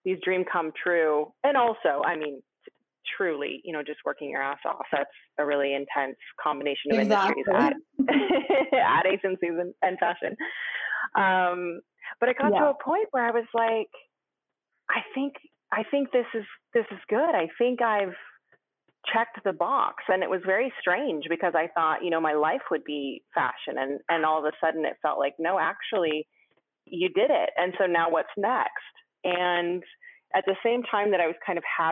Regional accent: Rainier Valley, Washington, United States; moved away; also born or lived in Brooklyn; I grew up in Washington in the Rainier Valley

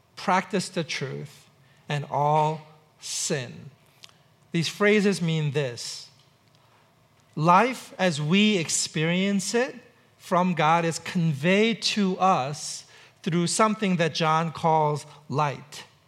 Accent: New York City, New York, United States; now in Seattle, United States; I grew up in New York City

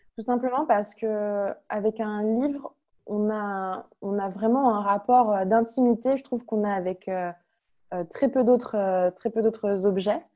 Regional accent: Lyon, Auvergne-Rhône-Alpes, France; moved away as an adult; also born or lived in Toulouse; Je viens de Lyon, je suis née à Lyon.

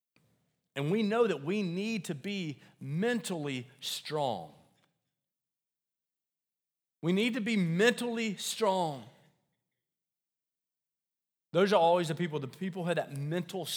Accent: Deep South, United States; I grew up in the South, like deep South

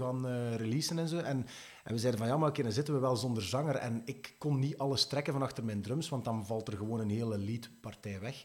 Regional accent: Sint-Niklaas, Flanders, Belgium; ik ben oorspronkelijk van Sint-Niklaas

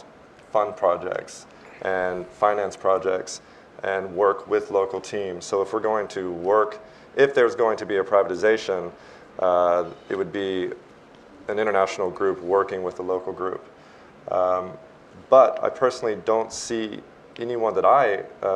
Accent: Texas, United States; I come from the state of Texas

